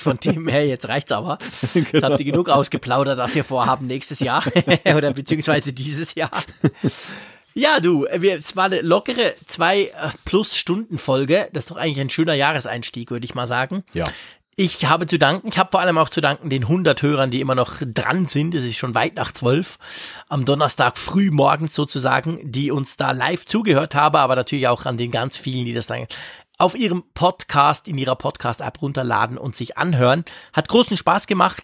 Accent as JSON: {"language": "German", "country": "Switzerland", "said": "bei uns in der Schweiz"}